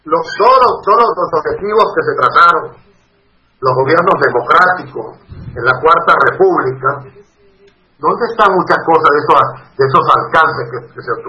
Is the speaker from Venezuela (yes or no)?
yes; Venezuela; moved away as an adult; also born or lived in Costa Rica; now in Peru; como venezolano que he sufrido en carne propia la persecución política que he sido objeto y estoy en el exilio, no en uno en Costa Rica y ahora acá en Perú